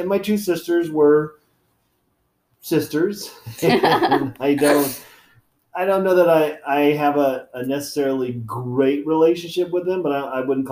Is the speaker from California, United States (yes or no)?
yes; Sacramento, California, United States; also born or lived in Penryn, California; I was born and raised in Sacramento. So we lived in South Sac